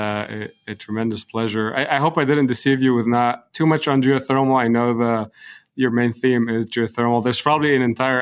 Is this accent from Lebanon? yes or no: yes; Lebanon; moved away as an adult; also born or lived in Beirut / Dubai / Saudi Arabia / Edmonton; now in Houston, United States; my hometown, which is Lebanon